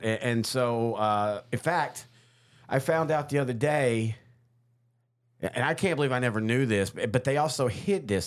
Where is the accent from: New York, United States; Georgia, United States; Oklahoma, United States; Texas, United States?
Texas, United States; Marshall; my parents have always been in Marshall, my hometown